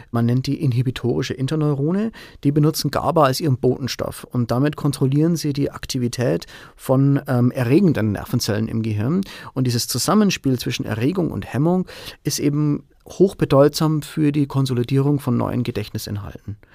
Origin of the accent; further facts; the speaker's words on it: Bavaria, Germany; Also ich komme ursprünglich aus der Oberpfalz, meine Familie lebt hier, meiner Frau gefällt es hier sehr gut.